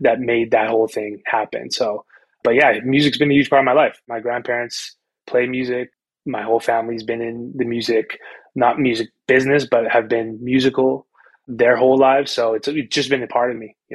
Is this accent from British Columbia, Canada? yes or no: no; Winnipeg, Manitoba, Canada; I grew up in Winnipeg, Canada, what I think is a small city